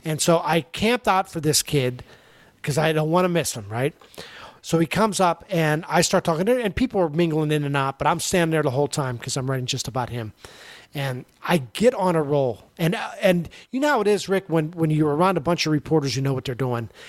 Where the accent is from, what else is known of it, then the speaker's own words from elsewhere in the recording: Pittsburgh, Pennsylvania, United States; I grew up in Pittsburgh in the 70s